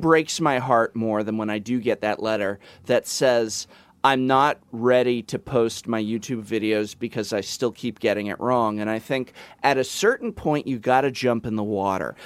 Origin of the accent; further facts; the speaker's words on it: Los Angeles, California, United States; moved away; you guys are in my hometown where I was born and raised